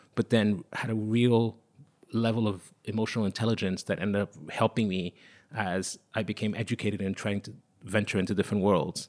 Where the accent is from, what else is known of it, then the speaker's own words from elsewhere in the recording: Lomé, Maritime, Togo; English is a second language; also born or lived in Paris, France / London, United Kingdom; now in New York, United States; when I was a child growing up in Togo, I was born in Lome